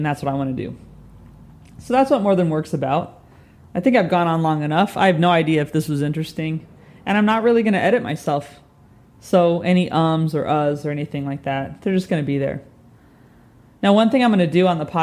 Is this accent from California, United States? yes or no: yes; Southern California, United States; moved away as an adult; also born or lived in New York / Dallas; now in London, United Kingdom; I'm from California. I grew up in Southern California